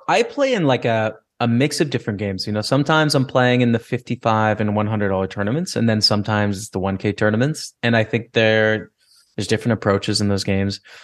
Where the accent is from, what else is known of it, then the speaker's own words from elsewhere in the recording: Lethbridge, Alberta, Canada; Lethbridge, Alberta is my hometown, uh, two hours south of Calgary